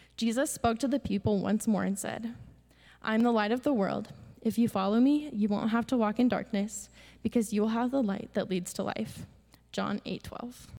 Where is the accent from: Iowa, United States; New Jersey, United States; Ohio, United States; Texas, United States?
Iowa, United States; Pella; I'm from Pella, Iowa.